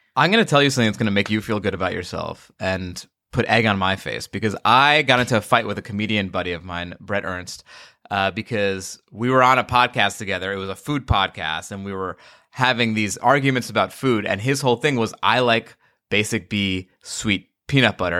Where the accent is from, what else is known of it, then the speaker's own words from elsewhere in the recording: Long Island, New York, United States; I grew up in Long Island